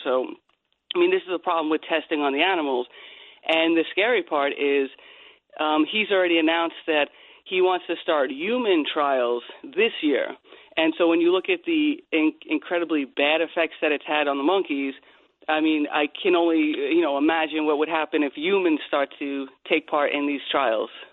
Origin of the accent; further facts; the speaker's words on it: Bohemia, New York, United States; when we were growing up in Long Island